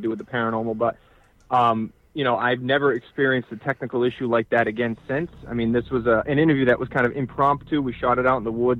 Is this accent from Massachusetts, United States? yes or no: yes; North Dartmouth, Massachusetts, United States; where I grew up in North Dartmouth